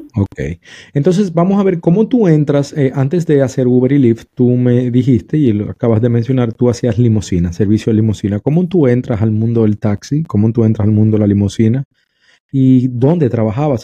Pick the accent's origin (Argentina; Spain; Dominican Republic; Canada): Dominican Republic; en mi país, República Dominicana